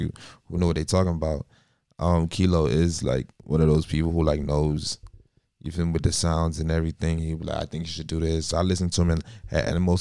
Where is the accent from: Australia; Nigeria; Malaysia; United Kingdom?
Nigeria; moved away; also born or lived in Miami, United States; I was born in like Miami, but like I grew up in Nigeria too at the same time